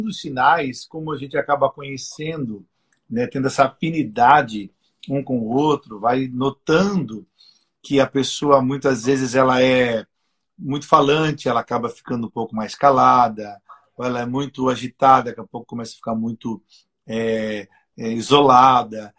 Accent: Joinville, Santa Catarina, Brazil; eu nasci em Joinville

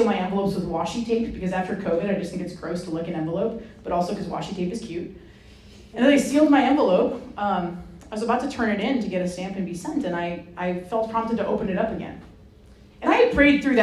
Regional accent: Rhode Island, United States; I grew up in Rhode Island

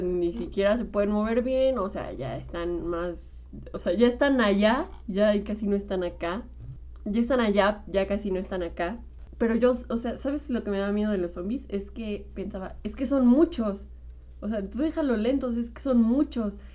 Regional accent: Mexico; como mexicanos

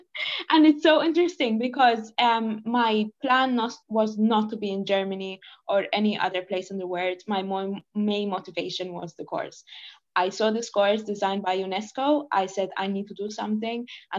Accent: Malta; English is a second language; you know, I'm from Malta.

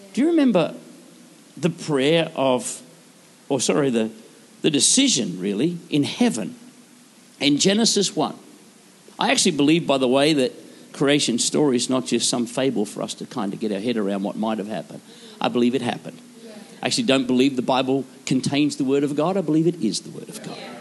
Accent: Queensland, Australia; I am from Queensland.

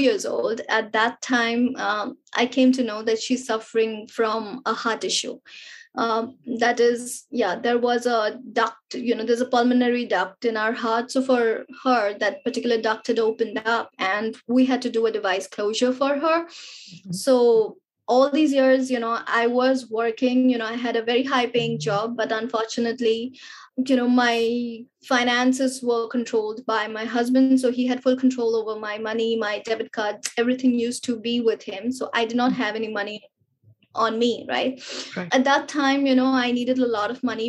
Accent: India; being an Indian, you know, and being raised with those Indian culture and the social upbringing

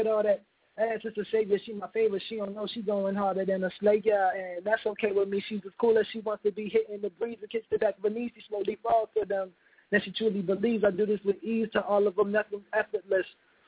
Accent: Philadelphia, Pennsylvania, United States; I'm from Southwest.

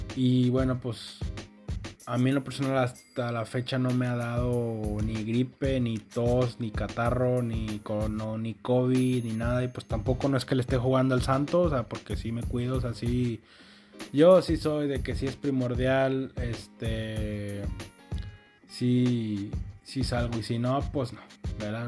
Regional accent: Mexico; aquí en México

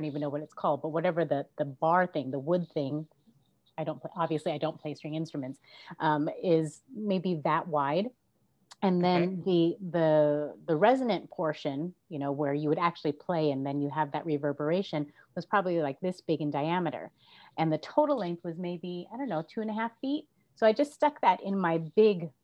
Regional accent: San Diego, California, United States; I'm from California. My parents are from the Philippines, but I'm born in San Diego, California.

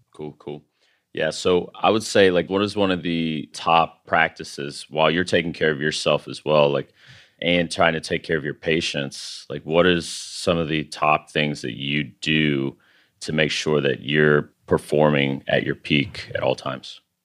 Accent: San Angelo, Texas, United States; I'm originally from San Angelo, Texas

